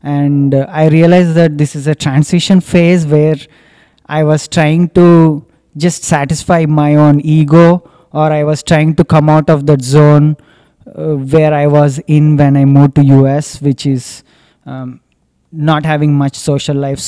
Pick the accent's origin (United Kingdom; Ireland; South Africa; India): India; moved away as an adult; also born or lived in United States; now in Singapore; when I moved to US, it was exactly for the reason that I want to escape India